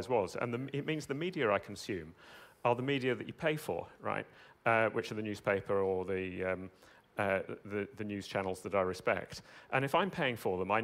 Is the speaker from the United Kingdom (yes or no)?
yes; United Kingdom; I'm British